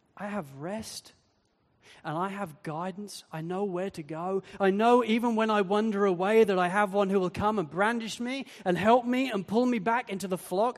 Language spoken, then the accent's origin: English; Wales, United Kingdom; I come from Wales, where so many people are hill sheep farmers